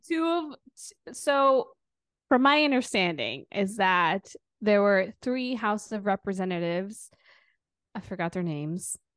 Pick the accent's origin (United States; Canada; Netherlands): United States; Wisconsin; I'm from Wisconsin too